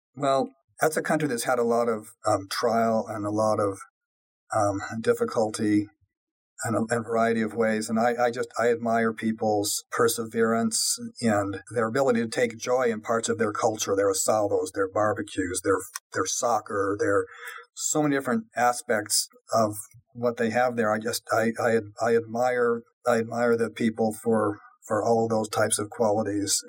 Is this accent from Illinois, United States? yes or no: no; Colorado, United States; also born or lived in California; I was born in California, really grew up in Colorado